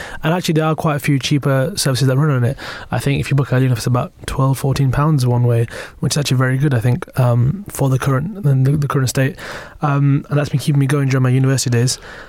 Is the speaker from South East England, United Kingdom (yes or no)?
no; Bradford, Yorkshire and the Humber, United Kingdom; am from the north, right? But I'm from Bradford. might not sound like it, but I am.